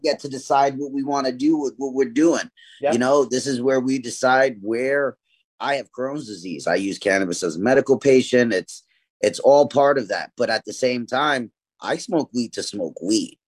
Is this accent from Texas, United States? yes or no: no; New York City, New York, United States; I grew up in East New York, Brooklyn